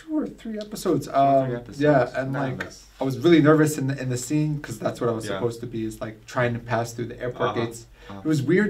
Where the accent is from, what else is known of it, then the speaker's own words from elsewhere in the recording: England, United Kingdom; accent: English; I don't want to be a bad actor, so I just stuck with my own English accent.